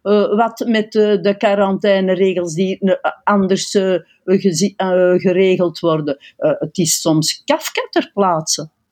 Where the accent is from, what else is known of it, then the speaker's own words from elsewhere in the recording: Flanders, Belgium; wij als Vlamingen